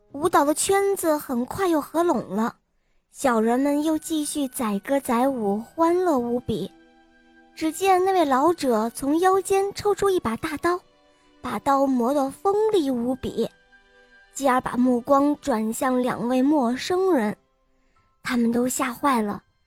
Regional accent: Weifang, Shandong, China; 今年五岁了，我来自美丽的风筝都山东潍坊。

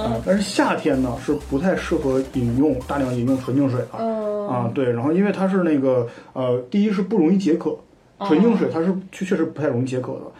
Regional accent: Northeast China, China; moved away; 我是一直来自这个东北的人

